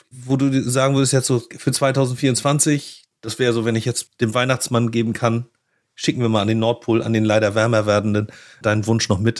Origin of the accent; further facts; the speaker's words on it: Northern Germany, Germany; Ich hatte es gesagt, ich komme aus dem Norden, ich würde mich auf Lübeck freuen.